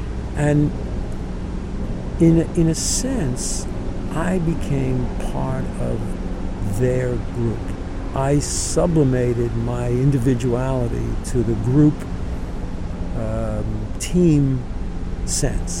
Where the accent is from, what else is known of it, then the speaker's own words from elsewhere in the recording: New York, United States; from the neighborhood that I grew up in the Bronx